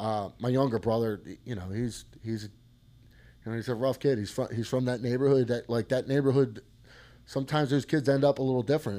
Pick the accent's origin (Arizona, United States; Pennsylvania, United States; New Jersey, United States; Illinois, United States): Pennsylvania, United States; Collingdale; I grew up in Collingdale and uh, Collingdale Bulldogs